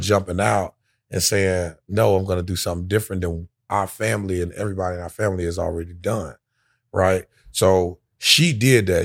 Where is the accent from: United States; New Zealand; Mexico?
United States; Orlando, Florida; born or raised there; also born or lived in Daytona Beach, Florida